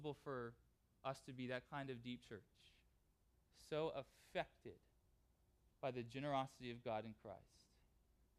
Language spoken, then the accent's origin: English; Southern California, United States; moved away; Southern California, which is where I grew up